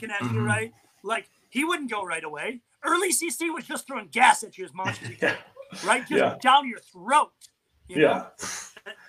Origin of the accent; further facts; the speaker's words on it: Michigan, United States; I'm from Michigan. I grew up in the Bad Boy Pistons era